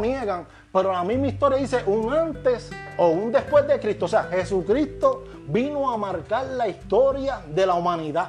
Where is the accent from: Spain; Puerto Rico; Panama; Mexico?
Puerto Rico; soy, puertorriqueño aunque haya nacido en la luna.